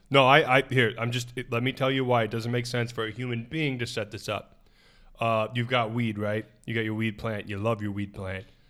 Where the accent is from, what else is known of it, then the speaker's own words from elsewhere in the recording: United States; I'm from America